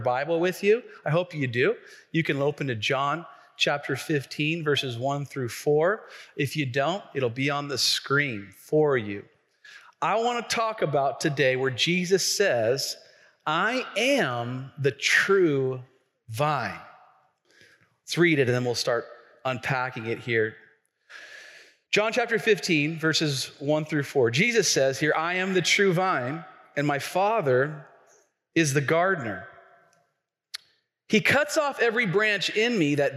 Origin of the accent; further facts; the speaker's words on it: Tacoma, Washington, United States; I grew up here in Tacoma